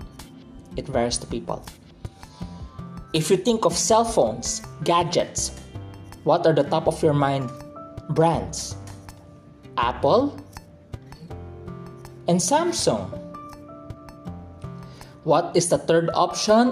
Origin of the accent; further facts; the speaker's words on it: Philippines; I'm a Filipino, I'm from the Philippines